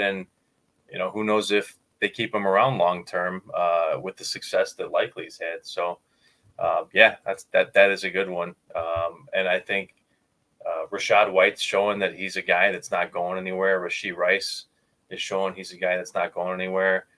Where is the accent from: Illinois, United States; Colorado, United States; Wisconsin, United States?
Illinois, United States; Chicago; Growing up in Chicago